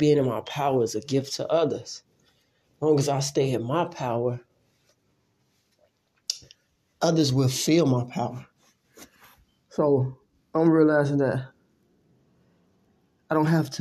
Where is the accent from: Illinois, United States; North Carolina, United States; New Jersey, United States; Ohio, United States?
Illinois, United States; Chicago; I grew up in Chicago